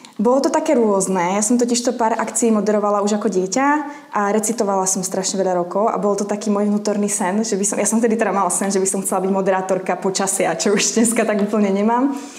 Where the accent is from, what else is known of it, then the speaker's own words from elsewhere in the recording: Slovakia; moved away as an adult; now in Prague, Czechia; som holka z dediny, mm-hmm. 1500 obyvateľov